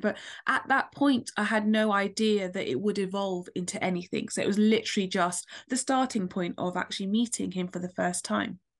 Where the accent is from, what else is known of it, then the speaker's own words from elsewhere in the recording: London, United Kingdom; I'm from London